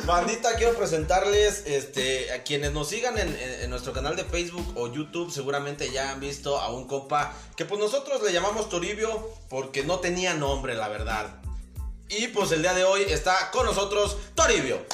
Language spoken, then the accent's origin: Spanish; Dolores Hidalgo, Guanajuato, Mexico; somos de Dolores Hidalgo